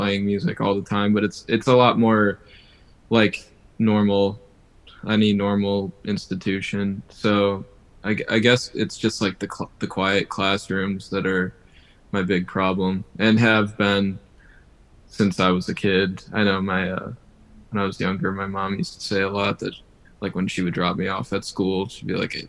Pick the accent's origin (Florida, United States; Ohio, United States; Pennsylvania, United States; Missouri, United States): Ohio, United States; Cleveland; moved away as an adult; now in Boston, United States; I'm originally from Cleveland, Ohio, but I'm in Boston now